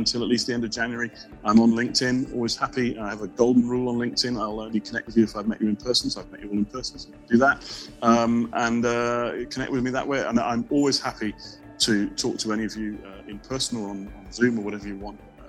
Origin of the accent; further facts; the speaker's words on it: Portugal; moved away; I grew up in Portugal